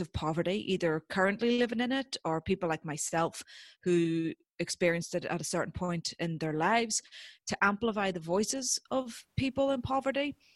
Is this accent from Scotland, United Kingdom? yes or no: no; Northern Ireland, United Kingdom; growing up in Northern Ireland during the Troubles